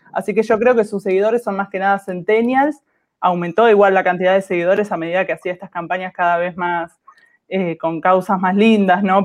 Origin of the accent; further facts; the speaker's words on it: Buenos Aires, Argentina; soy de Argentina, de Buenos Aires